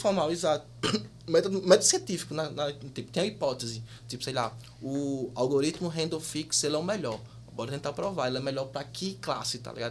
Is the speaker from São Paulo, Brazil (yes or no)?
no; Paraíba, Brazil; moved away as an adult; also born or lived in Rio de Janeiro / Campina Grande; now in Munich, Germany; sou da Paraíba